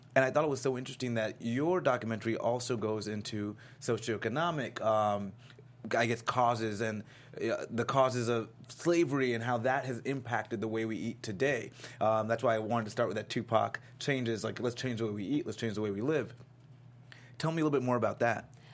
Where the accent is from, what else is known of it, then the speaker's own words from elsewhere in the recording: Florida, United States; I'm from Florida